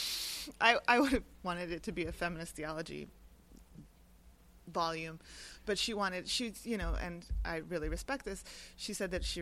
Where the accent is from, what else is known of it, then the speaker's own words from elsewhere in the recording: Miami, Florida, United States; moved away as an adult; I grew up in Miami